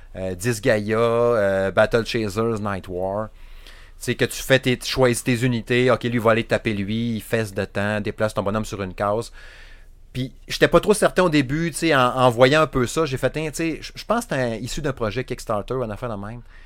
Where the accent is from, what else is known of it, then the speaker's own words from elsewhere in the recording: Saguenay, Quebec, Canada; accent: Saguenay; J'ai mon accent à chier du Saguenay